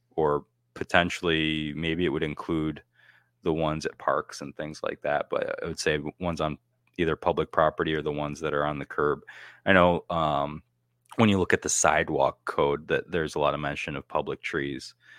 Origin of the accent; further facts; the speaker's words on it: United States; moved away; my hometown, Canastillo